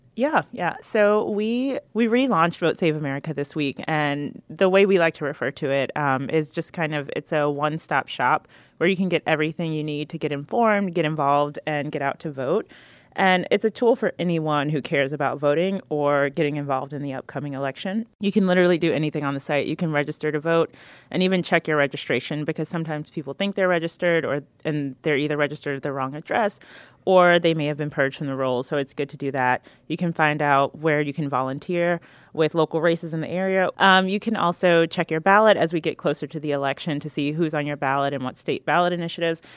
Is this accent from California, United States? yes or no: no; North Carolina, United States; I am from North Carolina